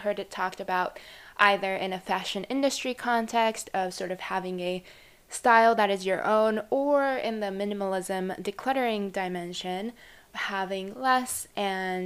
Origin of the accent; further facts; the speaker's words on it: Japan; now in United States; I come from Japan, and in the environment I'm in particularly, which is a very average suburban area